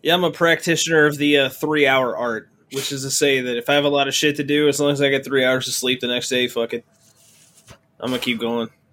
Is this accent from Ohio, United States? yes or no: no; Mayfield, Kentucky, United States; now in Michigan, United States; My hometown barely exists anymore